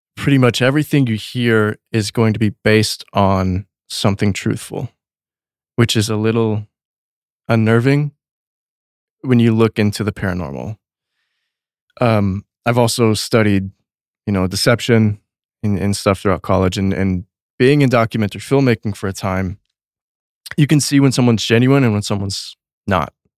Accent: Texas, United States; I grew up in Texas

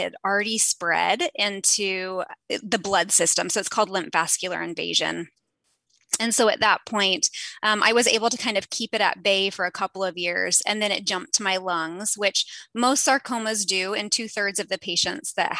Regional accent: Southern California, United States; I grew up in Southern California.

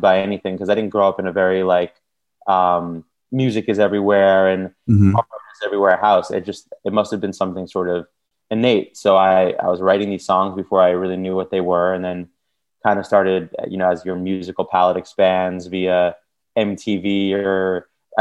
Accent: Long Island, New York, United States; now in Brooklyn, United States; I grew up in the suburbs outside of New York City, and I live in Brooklyn now

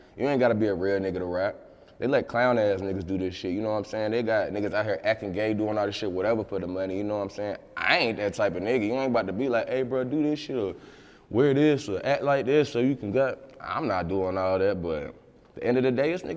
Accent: Roanoke, Virginia, United States; moved away; being where I'm at from Roanoke

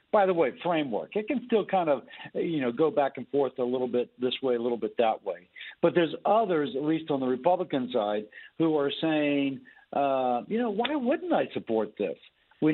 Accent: Louisiana, United States; I'm from Louisiana.

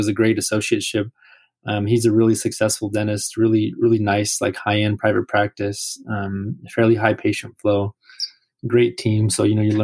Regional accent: California, United States; we're both from California

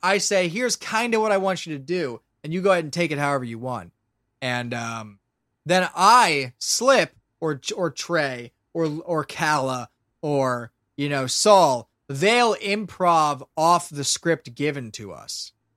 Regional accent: Lancaster, Pennsylvania, United States; where I'm from

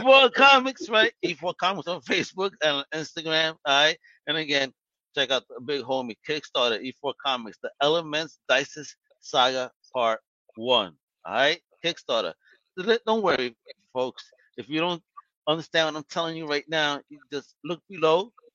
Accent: New York City, New York, United States; I grew up on Morgan Avenue, right off the exit on the BQE

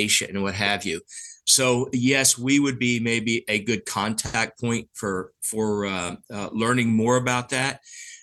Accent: the South, United States; I'm from the South, so my family tree goes straight up

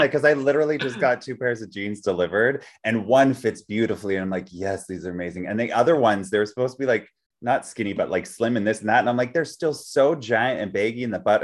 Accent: Vancouver, British Columbia, Canada; I grew up in Vancouver, like in Canada, Vancouver

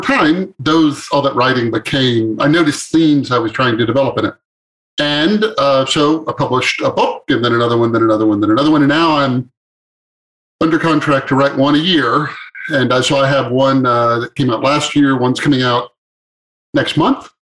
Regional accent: East Texas, United States; moved away as an adult; also born or lived in West Coast; I grew up on a farm in East Texas

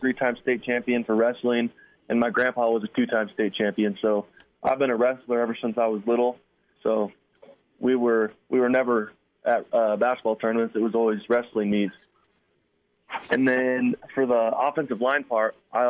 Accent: Mitchell, Nebraska, United States; also born or lived in Scottsbluff; I'm actually originally from Mitchell, which is about the town about 8 miles away from Scotts Bluff

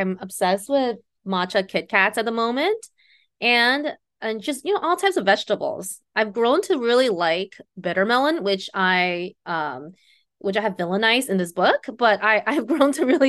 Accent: New York, United States; also born or lived in China; my childhood growing up in New York as a young immigrant from China.

